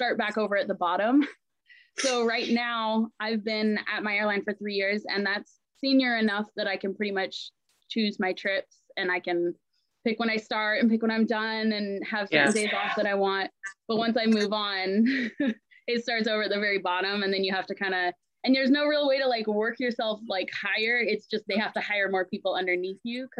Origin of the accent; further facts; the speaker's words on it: Ephrata, Washington, United States; also born or lived in Anchorage, Alaska; My mom moved us to Ephrata, Washington, this tiny, tiny little town in the middle of Washington, when I was in third grade. And then I've lived here ever since.